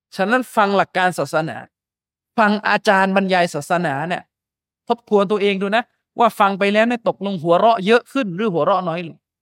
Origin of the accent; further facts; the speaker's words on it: Yala, Thailand; ผมเนี่ยบ้านเกิดอยู่ยะลา